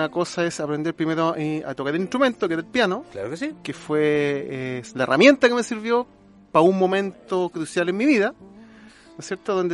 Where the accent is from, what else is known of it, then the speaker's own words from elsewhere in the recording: Casablanca, Valparaíso, Chile; Somos de allá